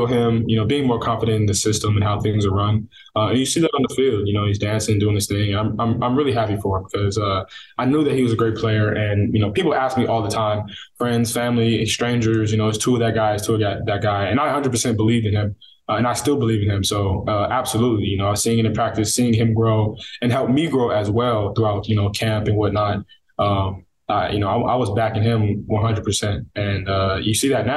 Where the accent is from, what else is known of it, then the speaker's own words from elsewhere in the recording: Northern California, United States; also born or lived in Coquitlam, British Columbia, Canada; now in Miami, United States; Grew up there until I was about 8, and then moved to NorCal, where I spent my adolescence